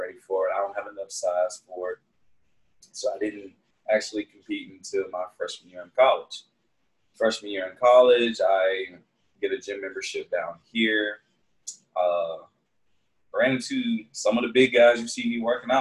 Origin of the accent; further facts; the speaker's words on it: Augusta, Georgia, United States; The place where I'm from in Georgia is called Augusta, small city.